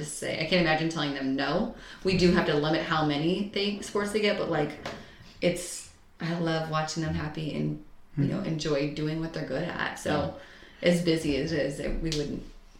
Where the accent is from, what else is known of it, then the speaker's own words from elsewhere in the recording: St. Louis, Missouri, United States; I grew up here in St. Louis